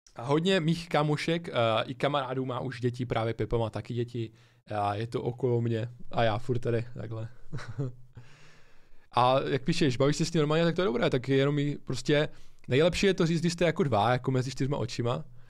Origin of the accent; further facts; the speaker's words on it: Ostrava, Moravian-Silesian Region, Czechia; my jsme z Ostravy oba dva